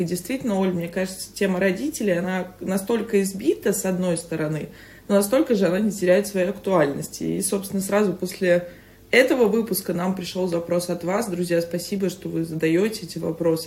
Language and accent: Russian; Saint Petersburg, Russia; moved away as an adult; now in Moscow, Russia